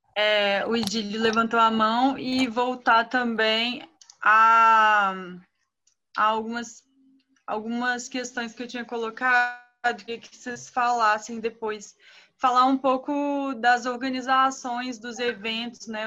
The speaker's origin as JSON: {"language": "Portuguese", "region": "Espírito Santo", "country": "Brazil", "said": "Eu sou capixaba, estou em Vitória"}